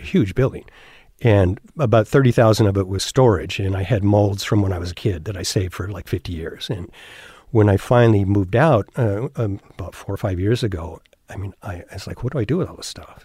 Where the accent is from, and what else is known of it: Covina, California, United States; born or raised there; also born or lived in Binghamton, New York